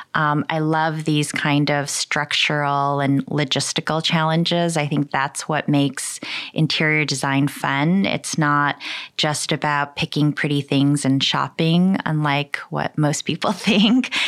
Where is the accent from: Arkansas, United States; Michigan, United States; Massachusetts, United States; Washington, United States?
Michigan, United States; also born or lived in Seoul, South Korea; I was born in Seoul, Korea. I moved to uh, Michigan when I was three years old. Uh, I grew up in Michigan.